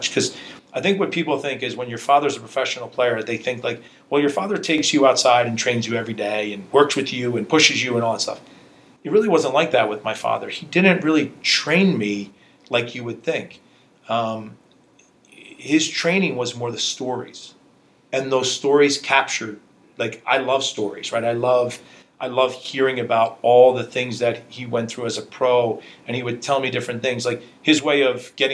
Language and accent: English; United States; As much as I grew up in America, when you walked into my household, it was like you were in Hungary.